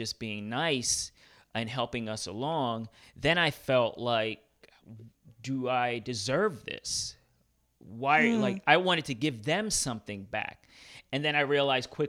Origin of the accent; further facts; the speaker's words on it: New York City, New York, United States; I'm from Brooklyn